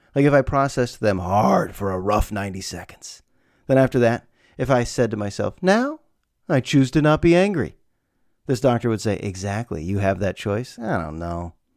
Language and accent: English; United States; A lot of us here in America